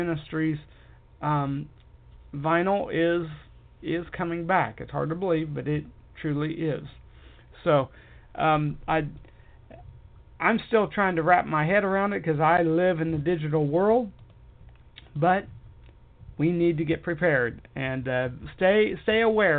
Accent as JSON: {"language": "English", "country": "United States", "said": "I am an American and proud of it"}